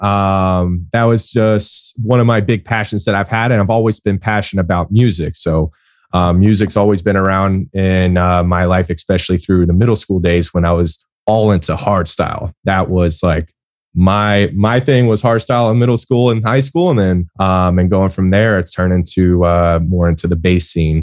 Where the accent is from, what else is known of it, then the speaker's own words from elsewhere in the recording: Tampa, Florida, United States; I grew up over in Tampa